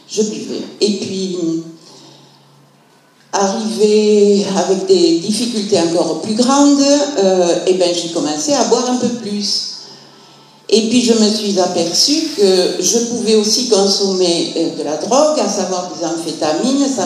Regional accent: Montpellier, Occitania, France; je suis de Montpellier, je suis retraitée de l'éducation nationale.

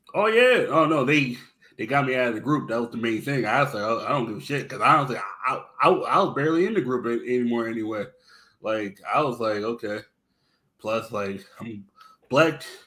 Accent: East Coast, United States; I'm from the East Coast

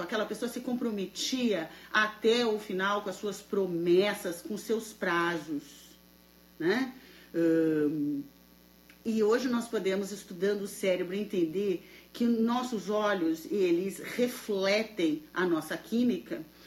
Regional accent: Santa Maria, Rio Grande do Sul, Brazil; now in United States; boa noite de Santa Maria, boa noite, minha terra natal

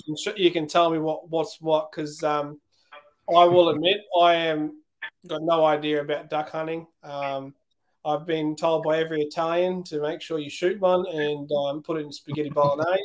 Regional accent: Queensland, Australia; I'm from Queensland

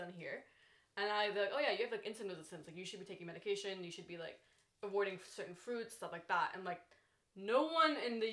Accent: United States; someone like me who's coming from America

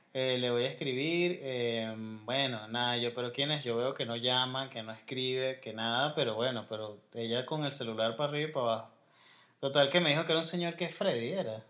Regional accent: Venezuela; Yo soy venezolano

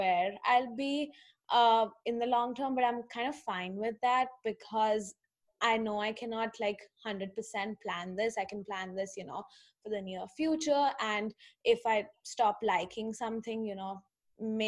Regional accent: India; I'm from India, so I went to a program there

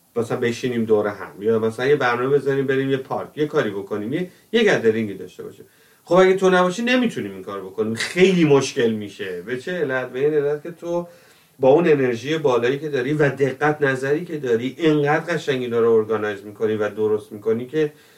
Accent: Tehran, Tehran Province, Iran; moved away as an adult; من تو تهران بزرگ شدم

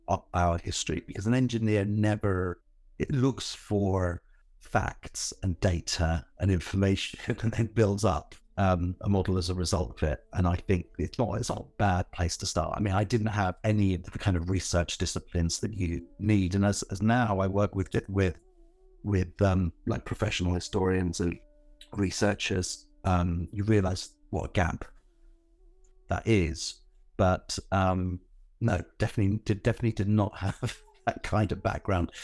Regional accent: Northolt, London, United Kingdom; also born or lived in Southall; I was born in South Hall, but I didn't, you know, we didn't live there very long. We moved to Northolt, which is another part of that bit of suburban Northwest London.

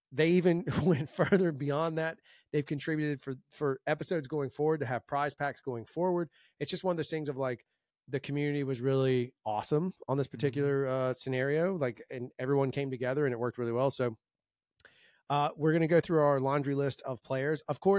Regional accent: France; We're not just in Canada and France. I come from France.

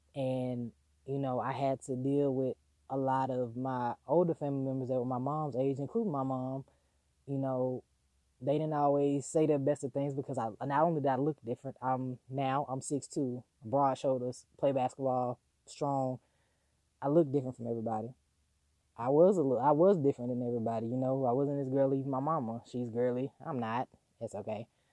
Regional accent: the South, United States; growing up in the South

